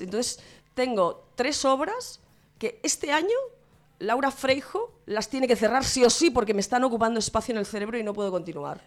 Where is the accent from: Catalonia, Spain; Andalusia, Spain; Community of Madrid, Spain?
Catalonia, Spain; Santa Coloma de Gramenet; tengo un par de talleres en, en mi pueblo, en Santa Coloma de Grabanet